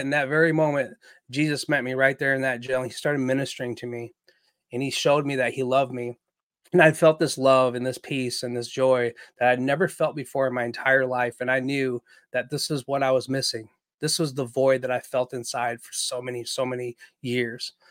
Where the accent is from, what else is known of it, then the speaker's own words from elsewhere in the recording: Waterloo, Iowa, United States; now in St. Peters, United States; I'm Chinese American. My father was a Marine uh, in the Vietnam War, where they met, got married, um, and then they had some children together. And we lived in a beautiful house in Waterloo, Iowa